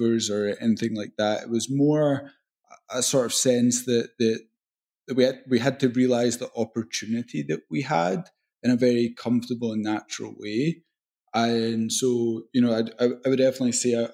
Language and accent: English; Glasgow, Scotland, United Kingdom; accent: Scottish; I loved growing up in Scotland